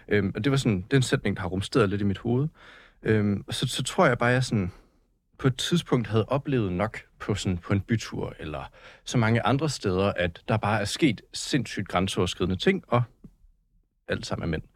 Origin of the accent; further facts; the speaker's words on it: Slagelse, Zealand, Denmark; jeg er fra Slagelse